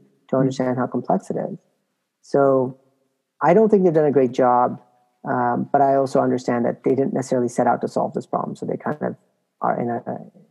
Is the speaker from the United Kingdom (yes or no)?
no; Canada; moved away; I'm originally Canadian